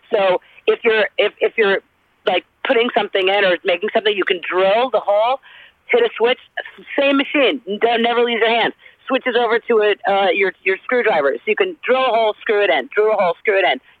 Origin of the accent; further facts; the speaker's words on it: the South, United States; accent: Southern; losing my southern accent was for real like learning a new language.